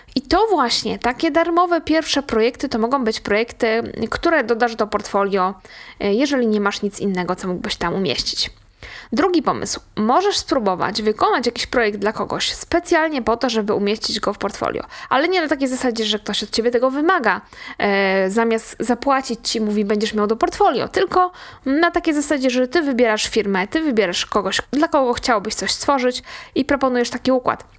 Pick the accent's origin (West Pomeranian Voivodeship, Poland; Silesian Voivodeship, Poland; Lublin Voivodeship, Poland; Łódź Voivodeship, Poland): Łódź Voivodeship, Poland; Łódź; u nas w Łodzi